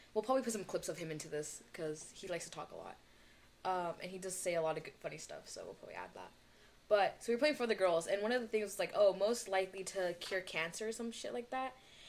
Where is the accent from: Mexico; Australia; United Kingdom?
Mexico; Querétaro; And I'm like, girl, I'm from Mexico City, but not really. I'm from Querétaro.